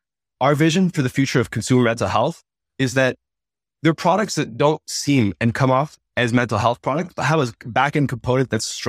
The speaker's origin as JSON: {"language": "English", "country": "Thailand", "tie": "born or raised there", "also_born_or_lived": "Uzbekistan", "second_language": "English", "said": "I grew up in Thailand and Uzbekistan and didn't have access to traditional therapy and traditional resources."}